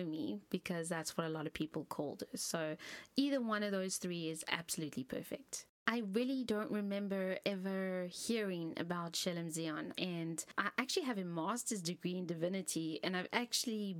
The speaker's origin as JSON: {"language": "English", "town": "Cape Town", "region": "Western Cape", "country": "South Africa", "said": "I am from Cape Town, South Africa"}